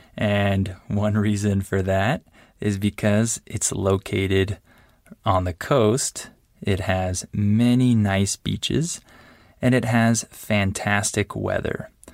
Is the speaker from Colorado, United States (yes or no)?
no; San Diego, California, United States; moved away as an adult; now in Mexico; I grew up in Southern California and I spent most of my time in San Diego.